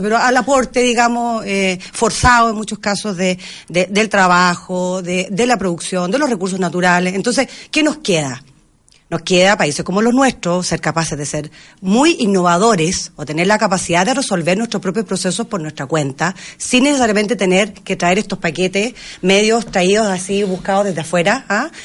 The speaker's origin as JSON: {"language": "Spanish", "country": "Chile"}